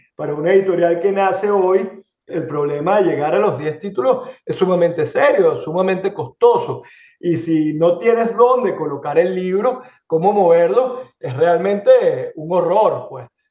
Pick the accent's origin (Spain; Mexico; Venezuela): Venezuela; moved away as an adult; now in Miami, United States; en el caso de Venezuela, que es donde yo nací, donde me formé y donde comencé a trabajar